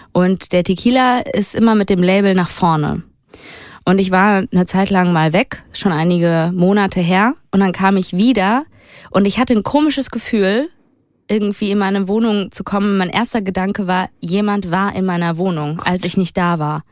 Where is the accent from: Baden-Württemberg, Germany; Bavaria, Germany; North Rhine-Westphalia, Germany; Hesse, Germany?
North Rhine-Westphalia, Germany; Duisburg; Duisburg, da wo ich herkomme